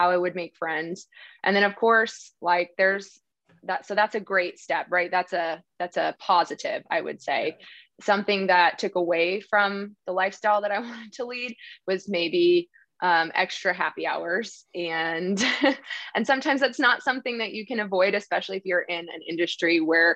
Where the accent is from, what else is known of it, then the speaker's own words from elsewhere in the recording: New Jersey, United States; moved away as an adult; also born or lived in Dallas, Texas; now in West Texas, United States; So I'm originally from New Jersey, and I moved to Texas 8 years ago